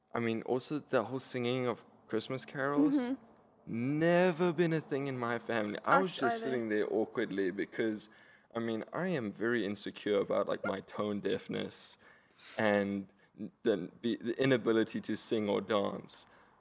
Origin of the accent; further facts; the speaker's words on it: Knysna, Western Cape, South Africa; moved away; I'm African. I am familiar with elephants. I grew up in Knysna.